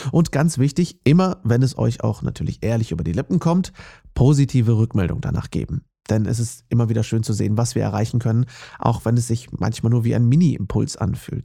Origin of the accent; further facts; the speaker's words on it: Herford, North Rhine-Westphalia, Germany; moved away; in der Nähe meiner Heimatstadt Herford